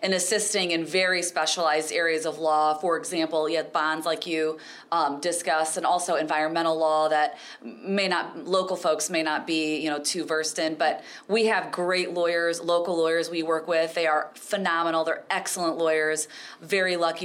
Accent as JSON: {"language": "English", "town": "Fort Wayne", "region": "Indiana", "country": "United States", "tie": "born or raised there", "said": "I am from Fort Wayne, born and raised. Grew up on the south part of Fort Wayne."}